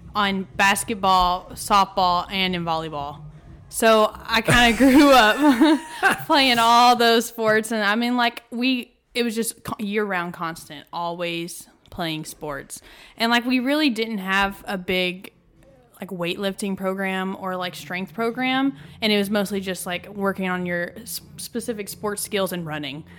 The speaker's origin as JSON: {"language": "English", "town": "Athens", "region": "Texas", "country": "United States", "moved": "as an adult", "lives_now": "College Station, United States", "said": "I'm from Athens, Texas."}